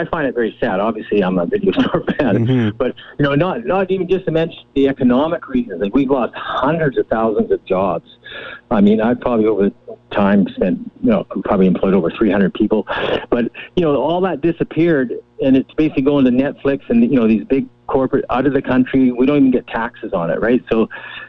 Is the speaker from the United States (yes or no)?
no; Cranbrook, British Columbia, Canada; now in Kamloops, Canada; I grew up in Cranbrook, which had one theater